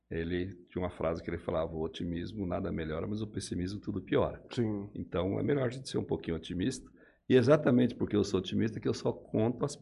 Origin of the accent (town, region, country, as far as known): Mesópolis, São Paulo, Brazil; born or raised there; moved away; also born or lived in Manaus / Piracicaba